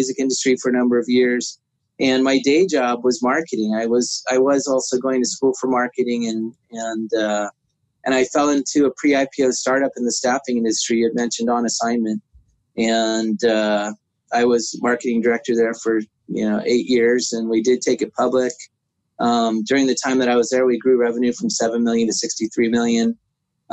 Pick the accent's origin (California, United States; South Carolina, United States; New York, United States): California, United States; San Jose; I grew up in San Jose